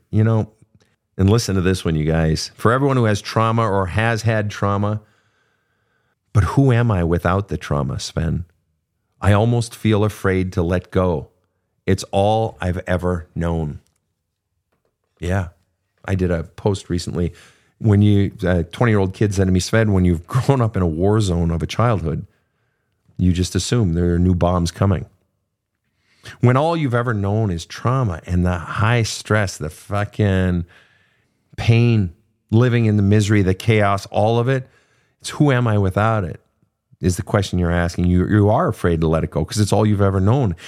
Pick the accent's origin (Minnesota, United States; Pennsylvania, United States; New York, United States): Minnesota, United States; Lake Park; also born or lived in Fargo, North Dakota; Lake Park, Minnesota, where I was born, actually with the hospital is in Fargo